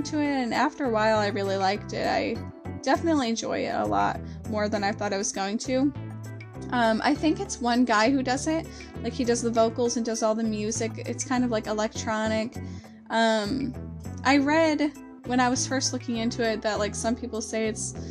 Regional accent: the South, United States; we're from the South here

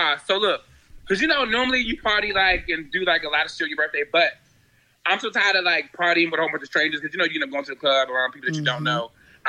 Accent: Maryland, United States; also born or lived in Queens, New York; So you know I grew up between Maryland and Queens, New York.

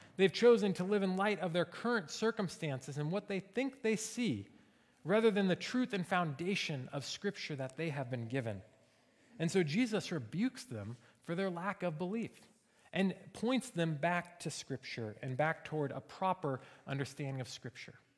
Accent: Seattle, Washington, United States; now in Springfield, United States; we're from Seattle

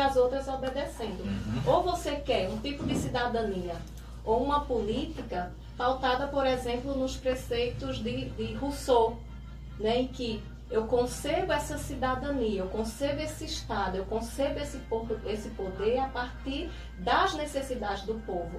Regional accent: Santa Cruz, Brazil; also born or lived in Barreiras, Bahia; aos seis anos vim para Santa Cruz e desde então moro, resido, estudo, né? Então toda a minha trajetória cidadã foi aqui em Santa Cruz

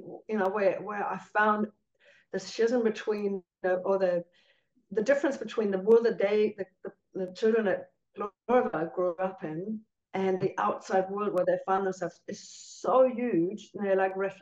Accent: Cologne, North Rhine-Westphalia, Germany; now in New Zealand; growing up in Cologne

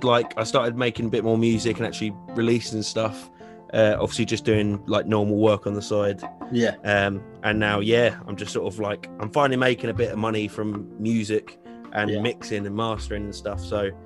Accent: Hastings, South East England, United Kingdom; born there; also born or lived in Brighton; because I was born in Hastings.

